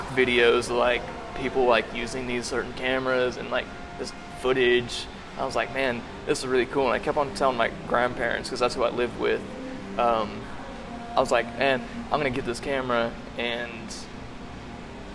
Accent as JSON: {"language": "English", "town": "Butler", "region": "Missouri", "country": "United States", "tie": "born or raised there", "also_born_or_lived": "Kansas City / Springfield, Missouri", "moved": "yes", "said": "I was born in Kansas City, lived in a small town about south of Kansas City, Butler, Missouri"}